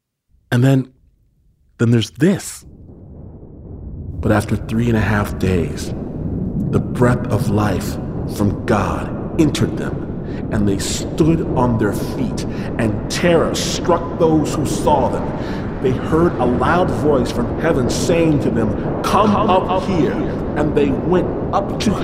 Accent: Michigan, United States; a teenager growing up in Michigan in the middle of nowhere like myself

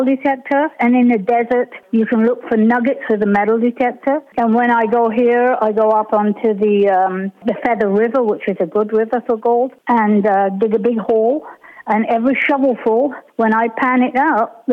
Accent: United Kingdom; being British

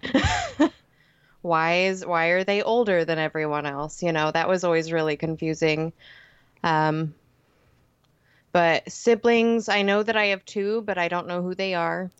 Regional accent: Lafayette, Indiana, United States; born or raised there

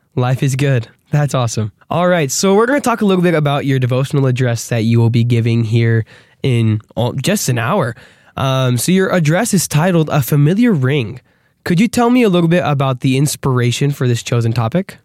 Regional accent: Arizona, United States; we're from Arizona

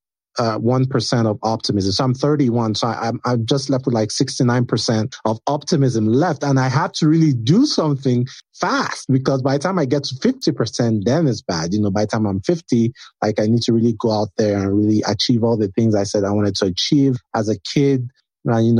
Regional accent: Nigeria; being Nigerian prepared me for that, because Nigeria is kind of like a cutthroat environment

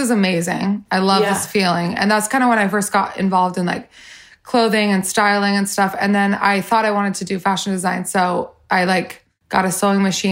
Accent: Salt Lake City, Utah, United States; I grew up in Salt Lake City, Utah, smaller town.

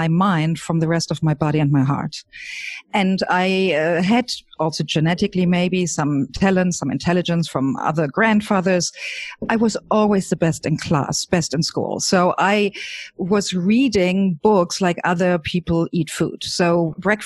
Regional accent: Germany; I grew up in Germany with parents and grandparents in the same house as a single child

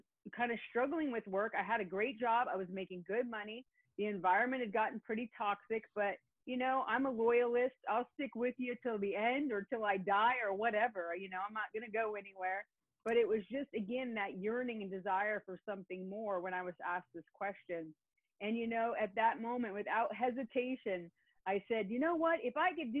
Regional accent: Northern California, United States; moved away as an adult; now in Orange County, California, United States; grew up in the northern part of the state

